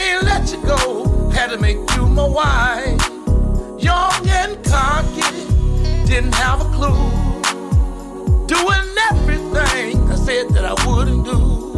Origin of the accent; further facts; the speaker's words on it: Moorhead, Mississippi, United States; It was 1995, down in my hometown of Moorhead, Mississippi.